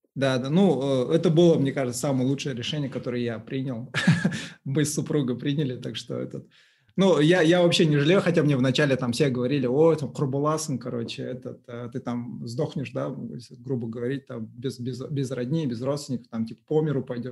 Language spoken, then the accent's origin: Russian; Uralsk, West Kazakhstan Region, Kazakhstan; moved away; also born or lived in Aktau; я сам вообще вырос в Уральске